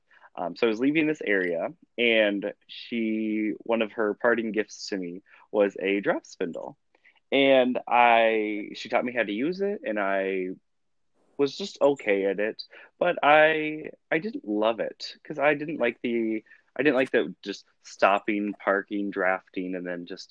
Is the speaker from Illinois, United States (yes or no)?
no; Alabama, United States; moved away; I grew up in Alabama